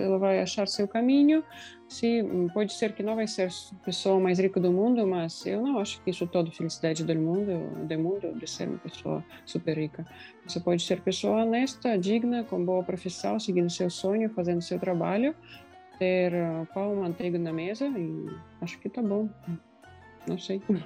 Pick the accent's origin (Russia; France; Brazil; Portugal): Russia; Portuguese is a second language; moved away; a cidade onde eu nasci, é a cidade de dois mil, duzentos mil habitantes na Rússia